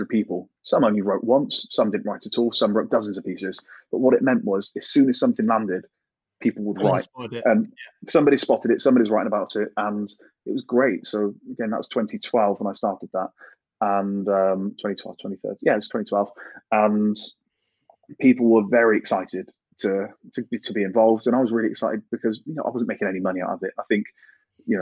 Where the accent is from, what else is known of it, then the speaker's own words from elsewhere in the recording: Gloucester, South West England, United Kingdom; I'm a kid from Gloucester